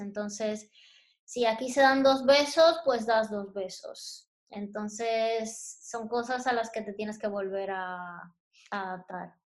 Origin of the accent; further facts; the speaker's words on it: Santo Domingo, Distrito Nacional, Dominican Republic; moved away as an adult; also born or lived in San Cristóbal, Dominican Republic; now in Spain; yo realmente nací en San Cristóbal, que es un pueblo que está cerca de Santo Domingo, pero realmente me crié en Santo Domingo, que es la capital de la República Dominicana